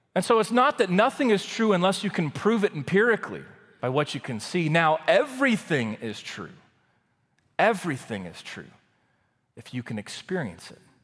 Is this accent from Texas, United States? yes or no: yes; Waco, Texas, United States; moved away as an adult; also born or lived in College Station, Texas; I grew up in Waco, Texas.